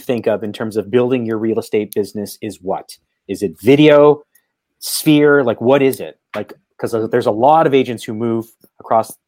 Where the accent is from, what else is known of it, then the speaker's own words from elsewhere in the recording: Toronto, Ontario, Canada; I'm from Canada. I'm from Toronto